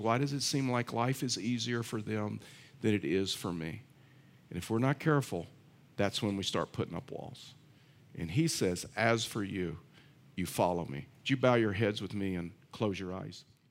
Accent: Texas, United States; I'm from Texas

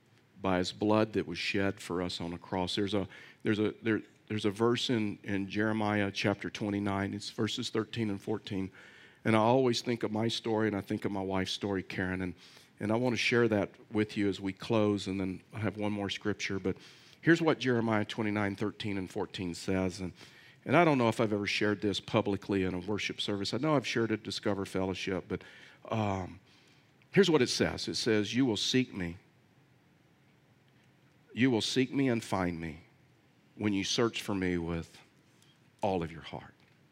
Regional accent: Southern United States, United States; I mean, I was raised in the South, and so in the South, in the Bible Belt, we were cultural Christians.

